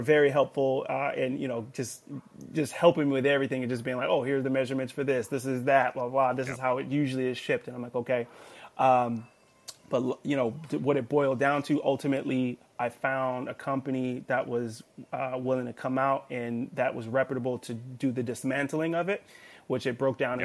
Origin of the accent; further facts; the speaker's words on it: Los Angeles, California, United States; I'm from Los Angeles, California, born and raised